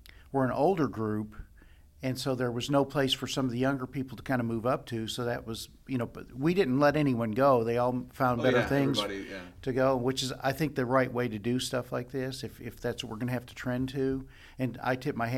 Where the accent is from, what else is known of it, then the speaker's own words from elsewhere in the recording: Lexington, United States; I'm from Lexington